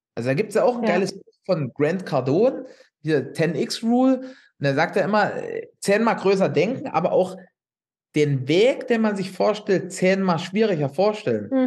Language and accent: German; Upper Lusatia, Saxony, Germany; ich wohne hier in der Oberlausitz